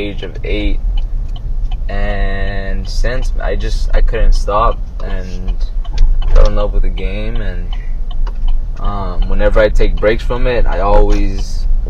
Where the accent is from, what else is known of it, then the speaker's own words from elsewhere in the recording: Costa Mesa, California, United States; moved away as an adult; also born or lived in Fountain Valley, California / Santa Barbara, California / Fresno, California; now in Colorado, United States; I grew up in Costa Mesa, California. I was born in Fountain Valley. Grew up in Costa Mesa. Was there for pretty much most of my life